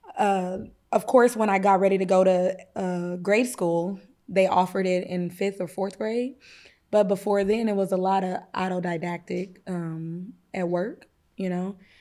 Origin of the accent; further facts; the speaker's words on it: Kansas, United States; now in East St. Louis, United States; we were raised in Kansas